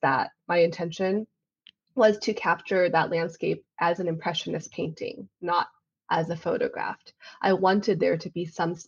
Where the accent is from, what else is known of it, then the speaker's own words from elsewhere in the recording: California, United States; moved away; also born or lived in China / Kentucky / Thailand; my family moved to California when I was about 8 years old. So it's a very formative childhood experience where we lived in Kentucky, way across the country to begin